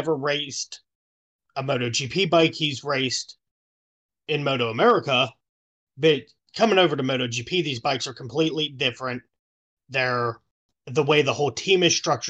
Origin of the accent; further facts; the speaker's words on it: United States; as an American